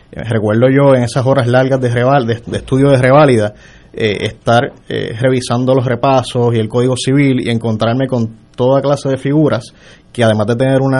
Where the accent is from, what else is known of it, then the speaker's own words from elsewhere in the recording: Mayagüez, Puerto Rico; Yo soy de Mayagüez original.